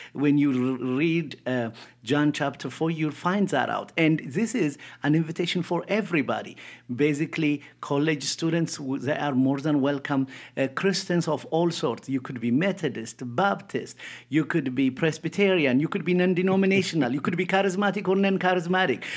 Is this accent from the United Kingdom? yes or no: no; Ethiopia; moved away; I grew up in Ethiopia, born and raised